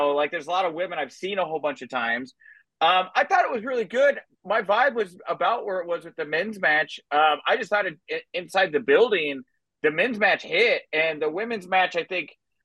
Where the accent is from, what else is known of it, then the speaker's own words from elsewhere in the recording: just outside Houston, Texas, United States; I'm from Texas. I grew up just outside Houston